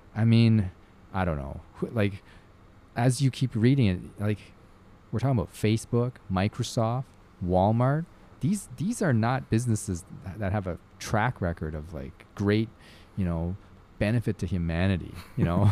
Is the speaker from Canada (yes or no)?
yes; Canada; I'm Canadian